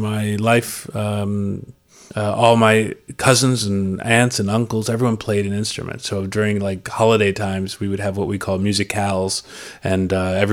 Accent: Bloomington, Indiana, United States; I was born in Bloomington, Indiana

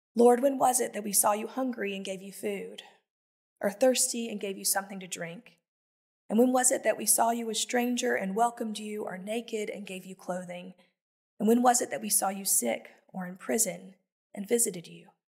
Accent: the Bible Belt, United States; I was raised in the Bible Belt

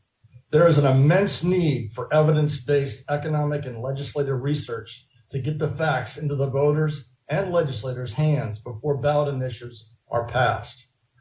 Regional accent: Arizona, United States; I grew up in Arizona in the 60s. It was a sleepy Western state, heavily branded with the Goldwater name. I can even remember riding horses down Scottsdale Road.

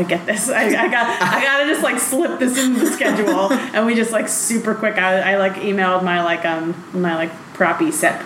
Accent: New York City, New York, United States; I grew up in New York City

